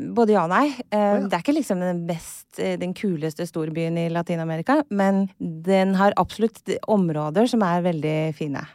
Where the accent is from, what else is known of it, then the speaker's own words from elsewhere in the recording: Kristiansand, Agder, Norway; accent: sørlandsk; also born or lived in Chile / Costa Rica; Jeg er fra Kristiansand